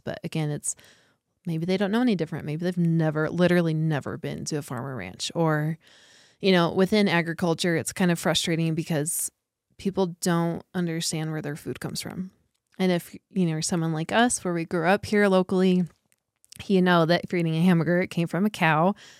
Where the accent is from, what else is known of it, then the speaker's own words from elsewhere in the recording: Ignacio, Colorado, United States; I grew up in, outside of a very small town called Ignacio, which is close to here.